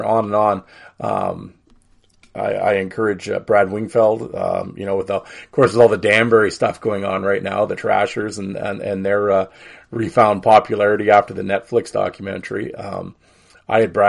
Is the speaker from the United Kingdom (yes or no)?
no; Saskatoon, Saskatchewan, Canada; We grew up together in Saskatoon